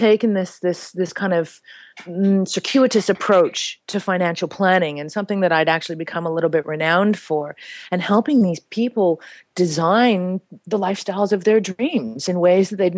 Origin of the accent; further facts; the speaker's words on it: Canada; moved away as an adult; now in Peru; I grew up in Canada